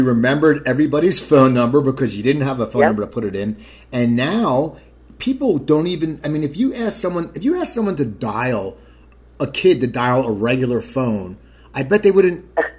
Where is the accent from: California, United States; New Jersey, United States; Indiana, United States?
New Jersey, United States; Cherry Hill; It was Cherry Hill, New Jersey